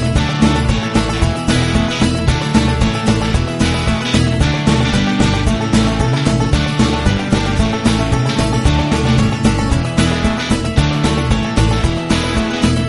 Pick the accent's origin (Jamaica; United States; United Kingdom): United Kingdom; we're British